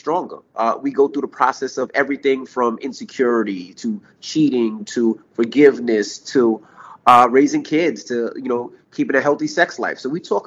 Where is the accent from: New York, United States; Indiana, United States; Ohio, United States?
New York, United States; New York City; moved away as an adult; also born or lived in Hampton, Virginia / West Milford, New Jersey; I'm a kid from Queens, New York